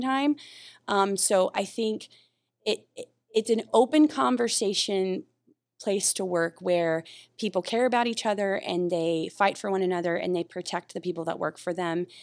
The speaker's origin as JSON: {"language": "English", "region": "North Carolina", "country": "United States", "moved": "yes", "lives_now": "Oahu, United States", "said": "I'm from North Carolina originally"}